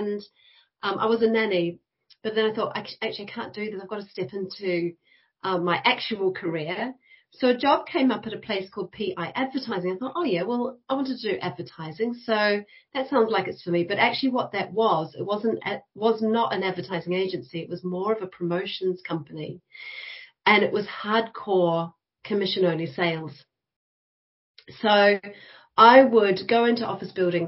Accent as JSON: {"language": "English", "country": "New Zealand", "moved": "as an adult", "lives_now": "United Kingdom", "said": "I started out in New Zealand, and I went to the School of Design and Architecture at Victoria University, Wellington"}